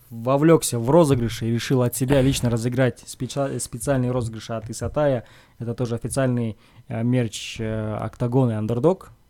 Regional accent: Kazakhstan; Но могу сказать, что это казах. Я казах.

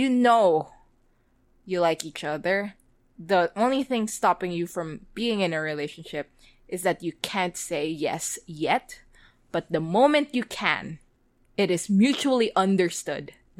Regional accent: Philippines; I'm Filipino.

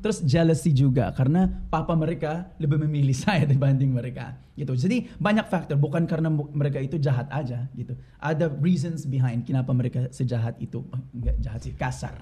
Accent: Bolinao, Ilocos Region, Philippines; Indonesian is a second language; moved away as an adult; now in Jakarta, Indonesia; Bolinau yang nama kampung aku

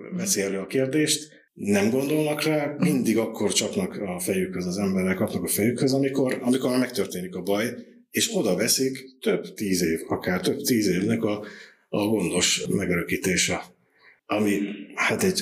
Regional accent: Eger, Heves, Hungary; moved away as an adult; now in Zalaegerszeg, Hungary; egri születésű vagyok

